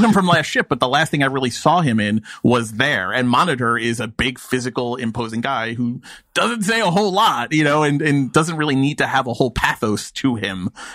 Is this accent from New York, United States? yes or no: yes; New York, United States; I, am a New Yorker from 2021